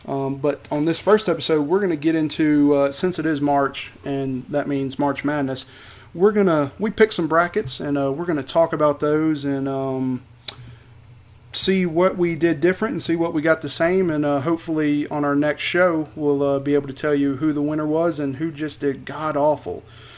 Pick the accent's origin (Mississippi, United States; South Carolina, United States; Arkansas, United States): Mississippi, United States; Philadelphia; I was born in the little town of Philadelphia, Mississippi. Got to throw that Mississippi in there. But I'm a Mississippi boy